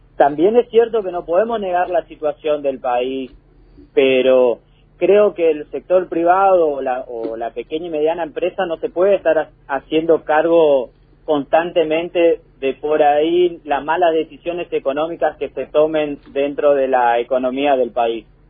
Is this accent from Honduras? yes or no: no; Argentina; como argentino, como laburante